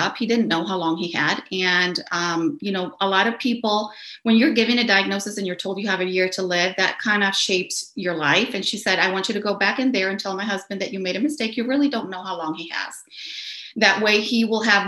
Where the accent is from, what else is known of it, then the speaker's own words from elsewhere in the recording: Caracas, Capital District, Venezuela; I grew up in Caracas, Venezuela